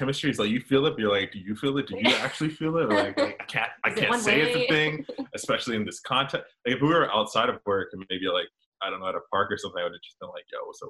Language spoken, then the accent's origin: English; Atlanta, Georgia, United States; also born or lived in Florida; I was born in Florida, in Georgia, Atlanta specifically.